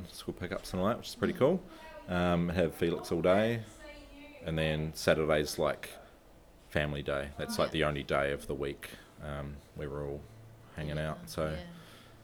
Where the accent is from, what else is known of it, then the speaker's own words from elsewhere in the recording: New Zealand; moved away; I'm from New Zealand